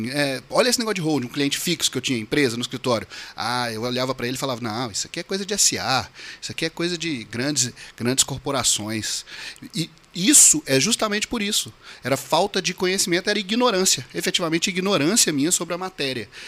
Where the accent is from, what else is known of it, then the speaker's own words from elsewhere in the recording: Belo Horizonte, Minas Gerais, Brazil; eu sou advogado, né? E sou de Belo Horizonte, Minas Gerais.